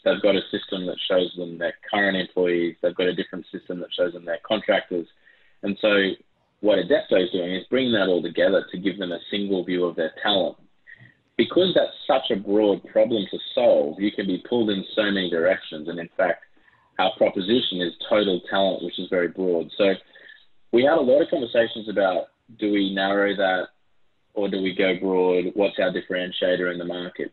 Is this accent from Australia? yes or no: yes; Australia; accent: Aussie; also born or lived in Brisbane, Australia; You can probably tell from my Aussie accent